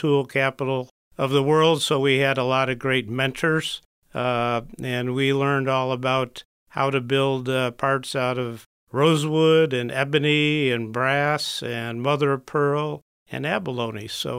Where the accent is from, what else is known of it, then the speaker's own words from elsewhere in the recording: Birmingham, Michigan, United States; born there; I was born in Michigan, Birmingham, came up to Marine City all the summers, all the weekends, did farming, did boating